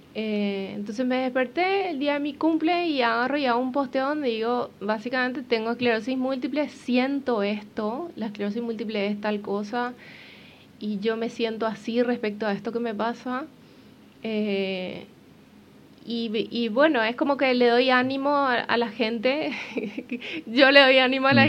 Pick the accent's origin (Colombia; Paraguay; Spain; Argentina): Paraguay; moved away as an adult; now in Uruguay; yo soy paraguaya